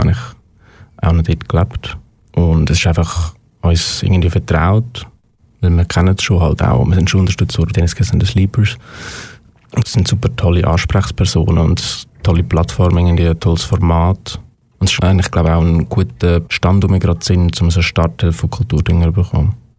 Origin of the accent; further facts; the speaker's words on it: Aargau, Switzerland; wir sind beide im Aargau aufgewachsen sind beide hier in der Schule